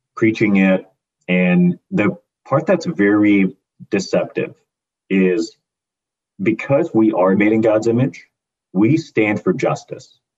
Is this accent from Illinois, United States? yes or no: yes; Hoffman Estates, Illinois, United States; I grew up in the United States, in Hoffman Estates specifically, a little suburb of Illinois